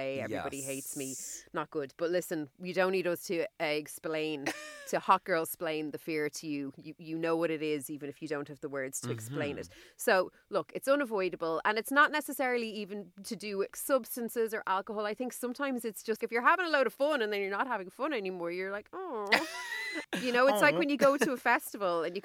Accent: Ireland; as Irish hot girls

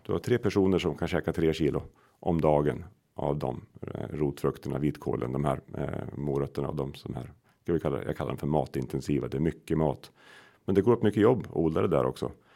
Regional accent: Sweden; den socken jag kommer ifrån, Odensvi socken, den delades

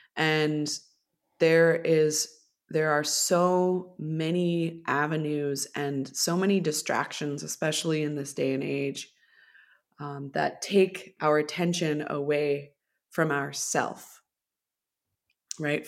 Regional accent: Millbrook, Ontario, Canada; growing up in Millbrook, there's a lot of really beautiful nature there

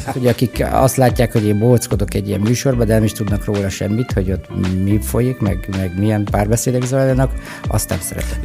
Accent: Hungary; képzelj el egy kis börtönfalut, ahol az apukám a börtönőr, illetve a parancsnoknak a sofőrje.

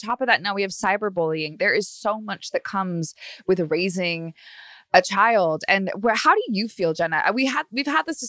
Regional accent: Long Beach, California, United States; now in Los Angeles, United States; I'm from Long Beach, Orange County, which is really sort of a whole different atmosphere.

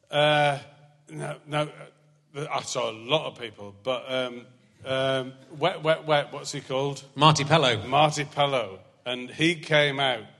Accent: Scotland, United Kingdom; I mean, mind you, I'm Scottish.

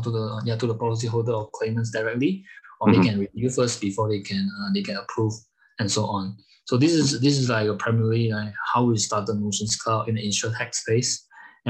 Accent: Malaysia; moved away as an adult; now in Germany; I'm originally from Malaysia, and I've been in Europe for over like 8 years

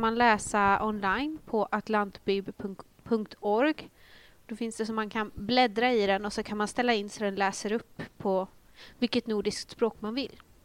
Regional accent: Northern Uppland, Uppsala County, Sweden; jag kommer ju från eh, Norduppland

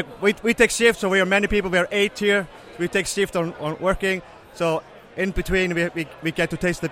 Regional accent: Vestmannaeyjar, Southern Region, Iceland; we're from Iceland, a small island south of Iceland called Vestmannaeyjar. Very beautiful place.

